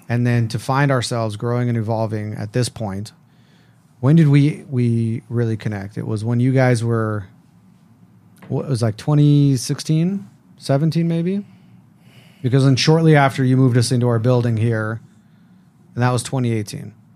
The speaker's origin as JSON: {"language": "English", "town": "Las Vegas", "region": "Nevada", "country": "United States", "tie": "born or raised there", "said": "I grew up in Las Vegas, uh, first generation American born to two Israelis"}